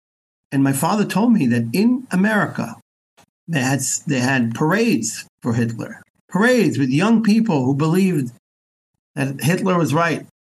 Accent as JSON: {"language": "English", "country": "Israel", "also_born_or_lived": "United States", "said": "I'm an American. Besides for being a Jew and Israeli, I'm also an American."}